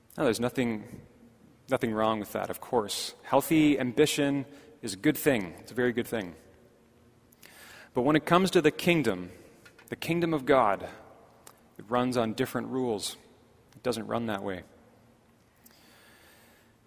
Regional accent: Markham, Ontario, Canada; when I was growing up in Markham

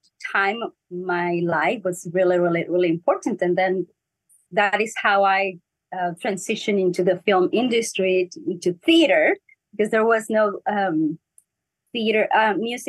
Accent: Ensenada, Baja California, Mexico; first language Spanish; English is a second language; moved away as an adult; now in Los Angeles, United States; we are from Ensenada, Mexico, which is an amazing port.

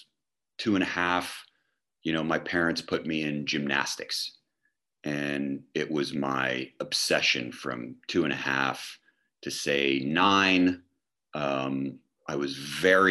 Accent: United States; we grew up here in the United States

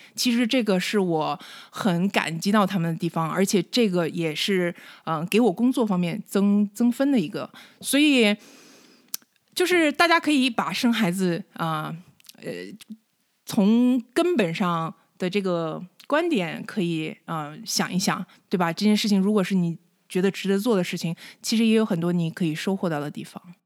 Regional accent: Northeast China, China; moved away as an adult; now in United States; 我是东北出生的

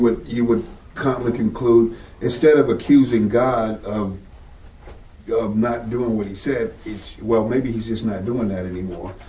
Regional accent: Northeast, United States; moved away; I'm basically from the Northeast

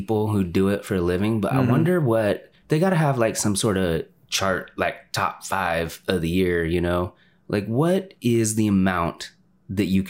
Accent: United States; I'm an American

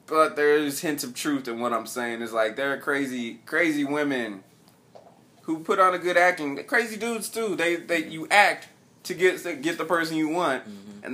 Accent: United States; growing up in Choctaw

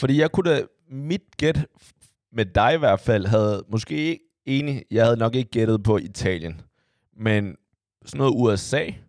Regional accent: Denmark; hvor er du fra? Og jeg siger Danmark i udlandet

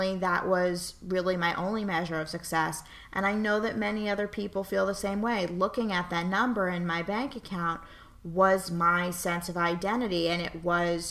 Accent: New York City, New York, United States; moved away as an adult; also born or lived in Pittsburgh; born and raised in New York City

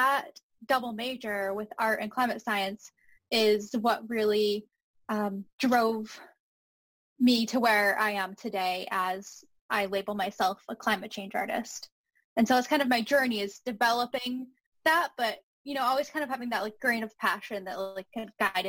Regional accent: Northeast, United States; someone growing up in the Northeast

